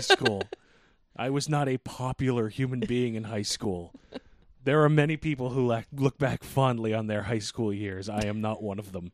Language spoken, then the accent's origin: English; New England, United States; we're unique being from New England